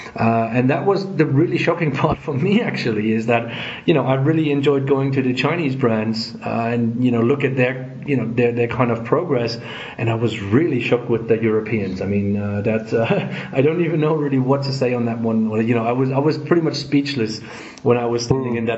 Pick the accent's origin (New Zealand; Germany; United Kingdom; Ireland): Germany; I'm from Germany